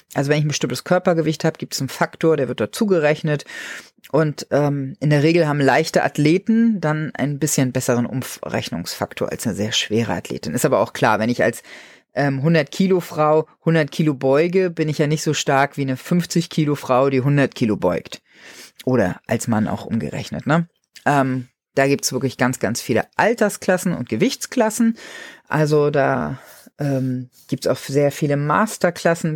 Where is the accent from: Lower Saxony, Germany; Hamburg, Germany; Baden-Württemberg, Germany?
Lower Saxony, Germany; bei uns in Niedersachsen